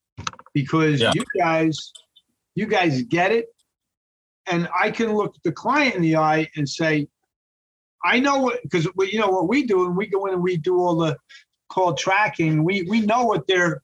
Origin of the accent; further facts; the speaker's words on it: New York, United States; I'm from New York